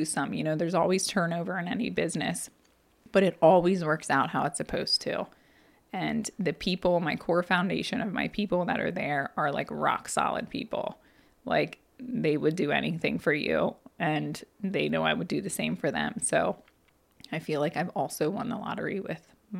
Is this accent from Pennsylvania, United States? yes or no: yes; Annville, Pennsylvania, United States; this garage in my hometown. I can see my parents' roof from my back door of it